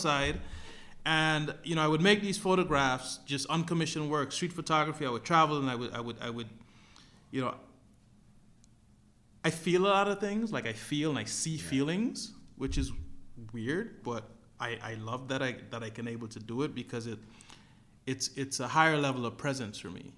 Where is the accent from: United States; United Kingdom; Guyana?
Guyana; where I'm from Guyana